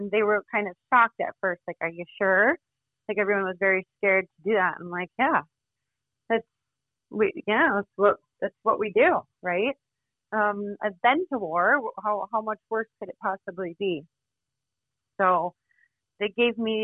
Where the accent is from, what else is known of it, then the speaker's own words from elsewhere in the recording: Florida, United States; So I'm from Florida.